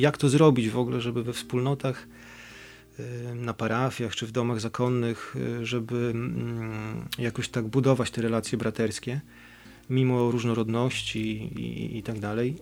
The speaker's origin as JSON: {"language": "Polish", "town": "Bydgoszcz", "region": "Kuyavian-Pomeranian Voivodeship", "country": "Poland", "said": "z Bydgoszczy, od duchaczy"}